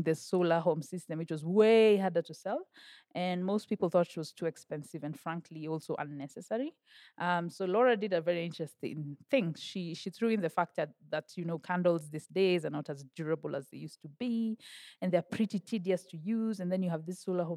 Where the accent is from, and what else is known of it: Nairobi, Kenya; born or raised there